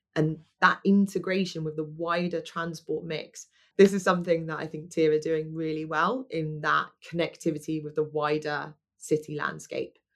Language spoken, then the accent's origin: English; London, United Kingdom; moved away as an adult; I'm a Londoner, born and bred